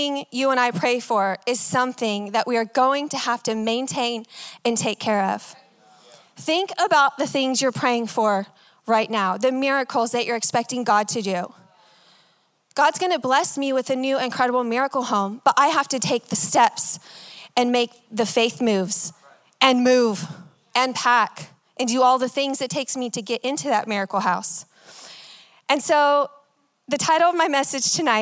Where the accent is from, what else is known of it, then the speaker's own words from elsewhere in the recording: Texas, United States; I'm from Texas